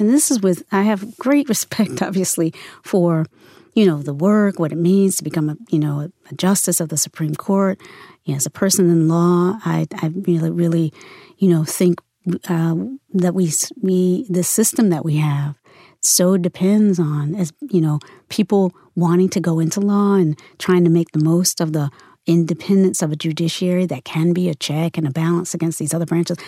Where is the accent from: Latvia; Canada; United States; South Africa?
United States; Virginia; also born or lived in North Carolina; now in San Francisco, United States; I grew up in the South. I was born in North Carolina and raised mostly in Virginia